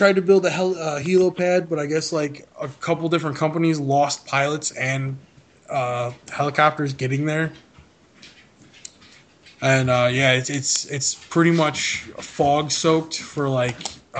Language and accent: English; United States; we're American citizens.